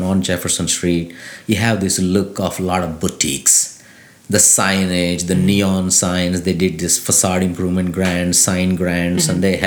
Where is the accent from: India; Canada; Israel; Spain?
India; now in Lafayette, United States; I came from India